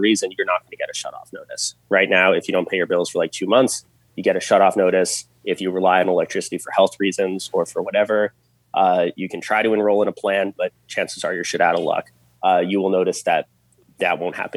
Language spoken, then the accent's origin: English; New York, United States; I grew up in New York